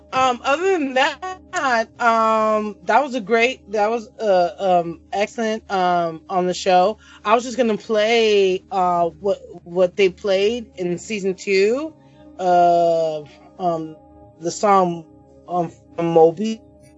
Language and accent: English; Oxnard, California, United States; where I'm from Oxnard, California